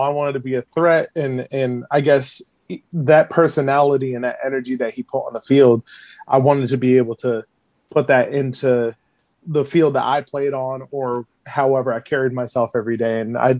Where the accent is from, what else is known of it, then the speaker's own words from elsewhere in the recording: New Jersey, United States; So I'm originally from the New Jersey area. I'm still residing in New Jersey. Most of my family's from the Buffalo area. So I am one of very few Buffalonians that were raised away from family. So I'm 29